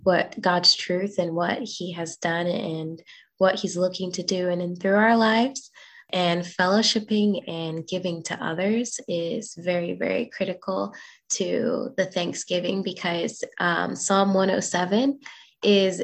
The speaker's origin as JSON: {"language": "English", "region": "Indiana", "country": "United States", "tie": "born or raised there", "said": "when I was with my family growing up in Indiana with my grandparents"}